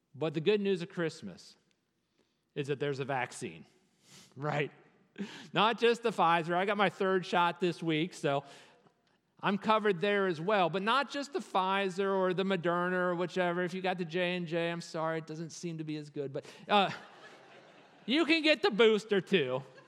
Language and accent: English; Virginia, United States; As a Virginian